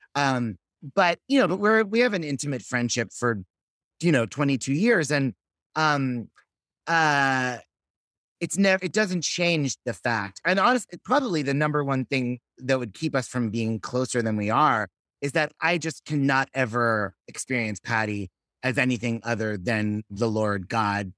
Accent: Los Angeles, California, United States; moved away as an adult; also born or lived in Fort Lee, New Jersey / Manhattan / Berkeley; now in Brooklyn, United States; I grew up in Sherman Oaks

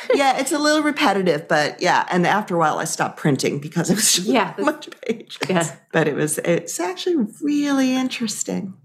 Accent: Amagansett, New York, United States; I grew up in Amagansett

